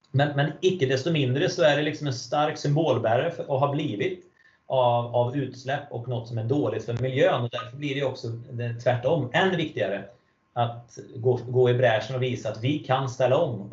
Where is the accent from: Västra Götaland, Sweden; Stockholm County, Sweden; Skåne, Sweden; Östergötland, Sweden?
Västra Götaland, Sweden; Falköping; moved away; Jag är uppvuxen i en stad som heter Falköping